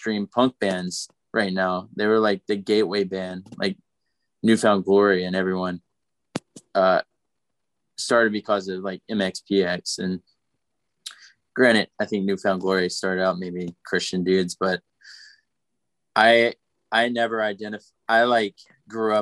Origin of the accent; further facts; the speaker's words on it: Nashville, Tennessee, United States; I'm from Nashville